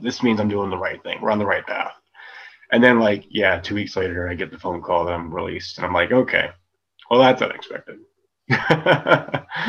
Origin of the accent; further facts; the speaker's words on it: United States; now in Germany; I'm American